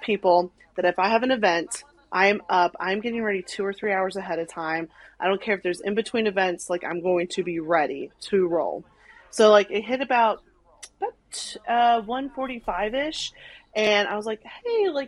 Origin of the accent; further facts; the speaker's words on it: Arkansas, United States; now in Nashville, United States; I grew up in Arkansas, no Islanders. I live in Nashville, hardly any Islanders.